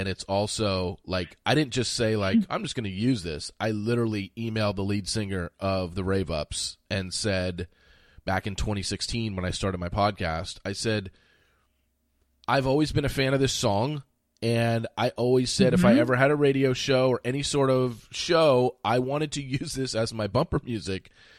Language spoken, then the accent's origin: English; Orange County, California, United States; moved away as an adult; also born or lived in Los Angeles, California; now in Frisco, United States; I grew up in Orange County and then moved to Texas in 06. So I've been here 16 years now. So I went to high school in Orange County and college in L.A. and then moved to Texas in 06.